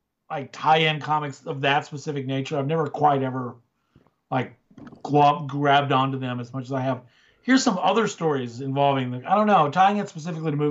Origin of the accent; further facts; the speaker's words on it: the South, United States; I grew up in the South